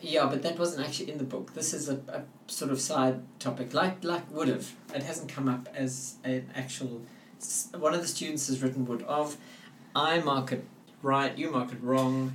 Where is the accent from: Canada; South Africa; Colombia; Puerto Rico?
South Africa; first language English; as a South African